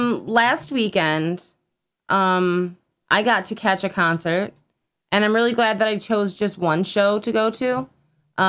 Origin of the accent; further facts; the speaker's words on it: Newfane, United States; Okay, so I grew up in Newfane, and there's lots of great places to set off fireworks out near there. Because it's like the country.